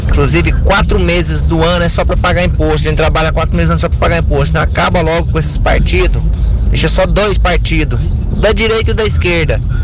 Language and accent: Portuguese; Anápolis, Goiás, Brazil; now in Goiânia, Brazil; falo de Goiânia. Sou natural de Anápolis.